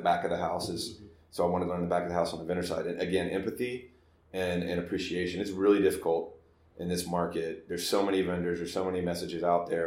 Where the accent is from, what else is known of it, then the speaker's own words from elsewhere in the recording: Dallas, Texas, United States; I grew up in Dallas, or Texas, and I joined the Army straight out of high school